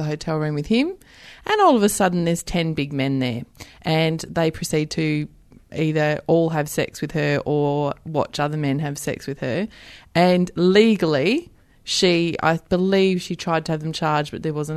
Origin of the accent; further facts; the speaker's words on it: Australia; we're Aussie battlers